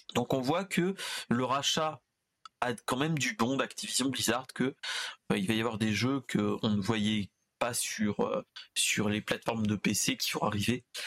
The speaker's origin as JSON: {"language": "French", "town": "Orléans", "region": "Centre-Val de Loire", "country": "France", "said": "Orléanais de base"}